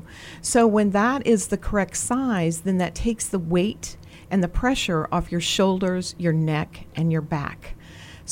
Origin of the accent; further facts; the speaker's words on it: Greencastle, Indiana, United States; now in Virginia, United States; I grew up in Greencastle, Indiana